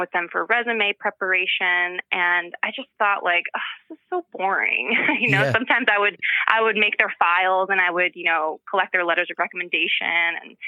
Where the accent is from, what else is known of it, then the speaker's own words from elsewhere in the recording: Glen Ridge, New Jersey, United States; I grew up here in New Jersey, a little town called Glen Ridge.